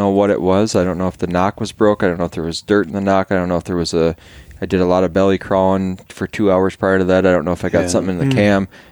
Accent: central Wisconsin, United States; moved away as an adult; I grew up in central Wisconsin

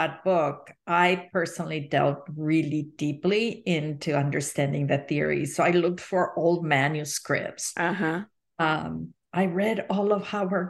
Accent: Mexico; now in United States; I was actually born and raised in Mexico.

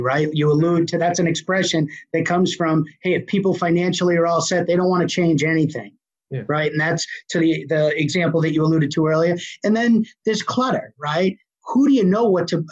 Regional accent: Boston, Massachusetts, United States; accent: Boston; I still have a horrible Boston accent

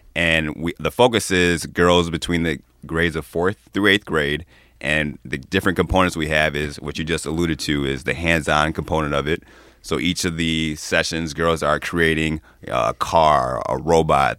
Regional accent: Chicago, Illinois, United States; moved away as an adult; also born or lived in Ann Arbor, Michigan; now in Michigan, United States; I grew up in the western suburbs of Chicago

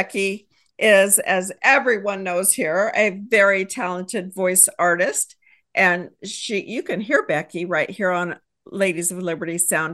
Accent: Texas, United States; I am a business owner. I am also a wife and mom, and I hail from Texas

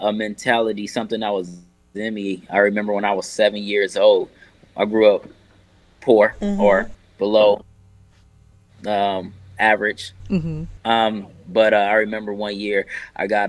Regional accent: Akron, Ohio, United States; now in Charlotte, United States; I'm originally from Akron, Ohio. I moved down to Charlotte in 2005.

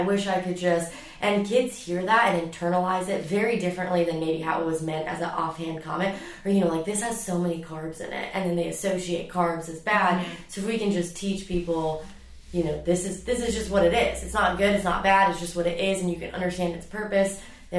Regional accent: Dubai, United Arab Emirates; moved away; I grew up in Dubai, where it is 100 plus degrees

